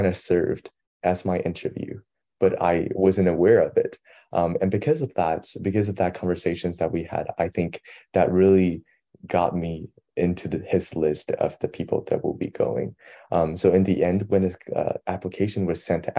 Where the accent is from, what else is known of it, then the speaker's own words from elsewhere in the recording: China; now in United States; hey, I'm from China. Like, I speak perfect Mandarin.